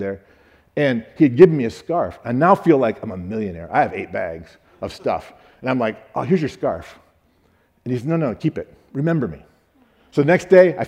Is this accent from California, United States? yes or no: no; Michigan, United States; I'm from Michigan